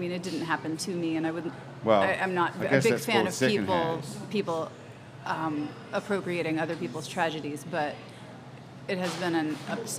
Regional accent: Charlottesville, Virginia, United States; now in New Orleans, United States; I grew up in Charlottesville, Virginia

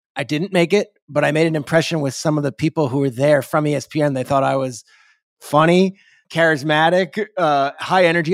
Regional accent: Freehold, New Jersey, United States; I grew up in Freehold, New Jersey, which is a town in central Jersey.

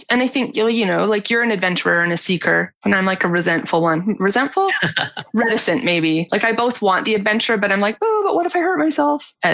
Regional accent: Canada; also born or lived in Nova Scotia / Victoria; So I'm from Nova Scotia, like the easternmost part of Canada, and then my mom we moved out to Victoria, like the westernmost part, and then we went back

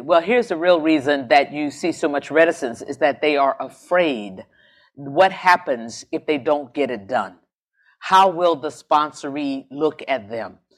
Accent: Jacksonville, Florida, United States; moved away as an adult; I come from Jacksonville, Florida

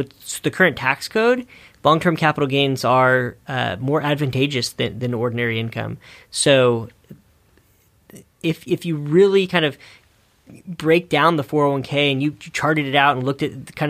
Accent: California, United States; Sorry, I'm from the Bay Area.

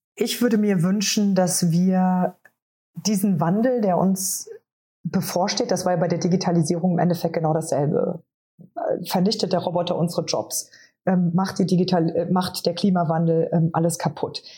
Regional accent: Trier, Rhineland-Palatinate, Germany; moved away; in meiner Heimat Katharina Barley, die äh, damalige Bundestagsabgeordnete und Justizministerin

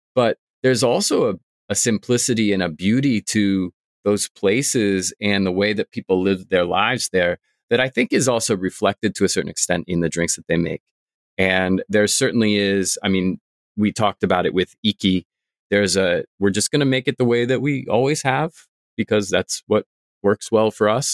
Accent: Vermont, United States; now in Tokyo, Japan; I'm from Vermont.

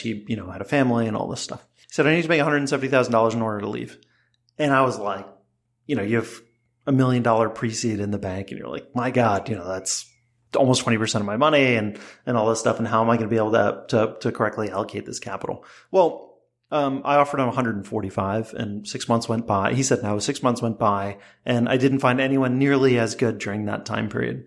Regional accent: New Jersey, United States; when I was 16, growing up in New Jersey

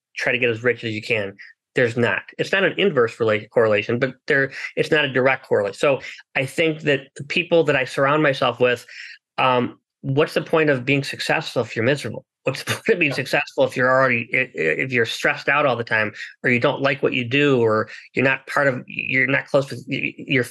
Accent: United States; I was born in the United States

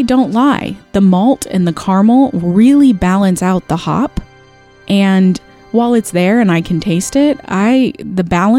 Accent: Vacaville, California, United States; Yeah, I grew up riding horses in Vacaville

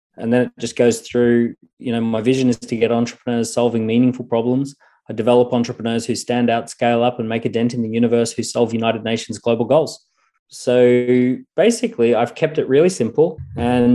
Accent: Australia; accent: Australian; When I was growing up in Australia

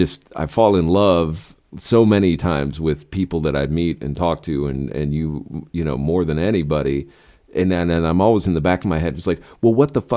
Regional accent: San Francisco, California, United States; moved away; my father and his family's from Northern California. I was born in San Francisco. I went to high school there.

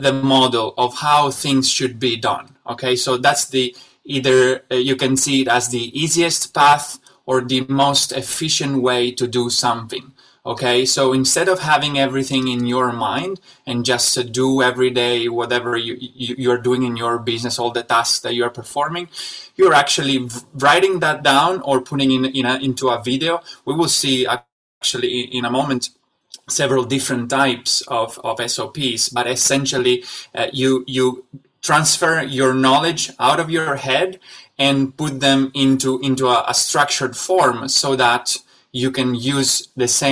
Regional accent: Italy; moved away as an adult; also born or lived in Shanghai, China; I'm originally from Italy, and but I spent the last 6 years of my life in Shanghai

